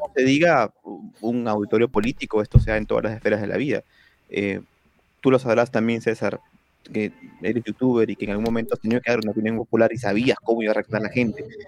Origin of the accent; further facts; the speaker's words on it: Peru; en mi país, en Perú